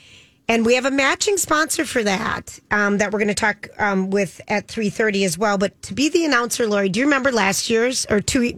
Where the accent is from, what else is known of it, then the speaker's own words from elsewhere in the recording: Forest Lake, Minnesota, United States; I'm from Forest Lake, and I really love everybody, and I love the show.